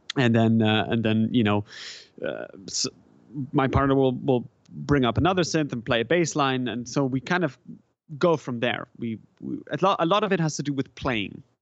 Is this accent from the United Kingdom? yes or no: no; German-speaking Switzerland, Switzerland; first language German; English is a second language; moved away as an adult; now in San Francisco, United States; I grew up in Switzerland. I grew up in the German part of Switzerland. So, you know, German is, is kind of my native, um, language in a sense